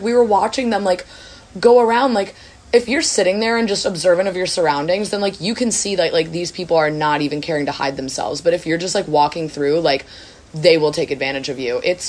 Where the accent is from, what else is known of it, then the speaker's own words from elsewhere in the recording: United States; in Luxembourg especially, like, you are, like, glared at as an American.